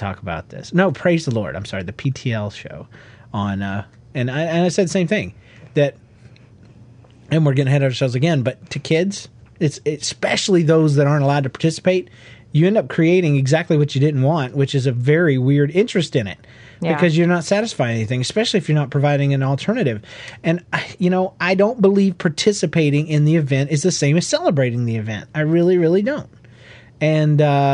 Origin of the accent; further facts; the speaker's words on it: Georgia, United States; growing up in Georgia